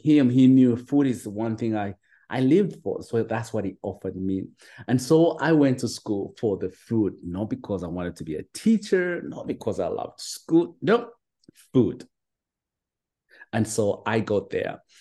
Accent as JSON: {"language": "English", "country": "Uganda", "tie": "born or raised there", "moved": "as an adult", "lives_now": "United States", "said": "I'm originally from Uganda, you know, from a small little village at the border of Uganda and Rwanda"}